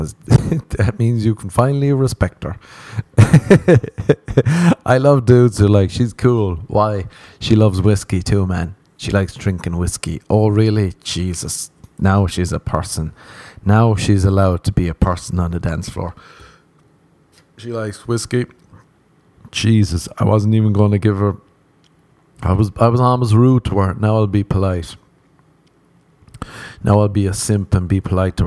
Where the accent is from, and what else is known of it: Ireland; now in Los Angeles, United States